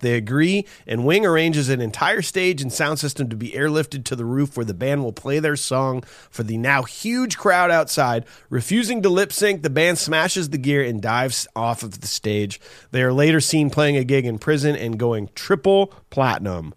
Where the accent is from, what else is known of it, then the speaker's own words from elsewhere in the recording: Iowa, United States; we're from Iowa